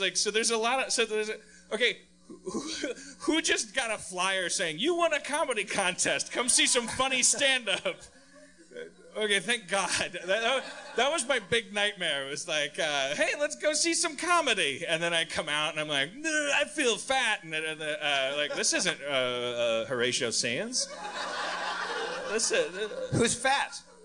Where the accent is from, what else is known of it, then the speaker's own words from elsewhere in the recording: Wisconsin, United States; moved away; I'm from Wisconsin